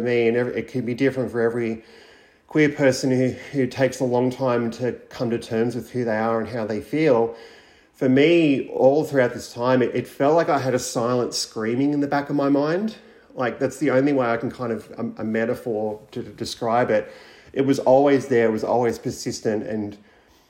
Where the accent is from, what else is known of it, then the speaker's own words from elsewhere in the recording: around Bathurst and Orange, Central West New South Wales, Australia; I grew up in Central West New South Wales around Bathurst Orange, for anybody who knows that area. I grew up on a cattle property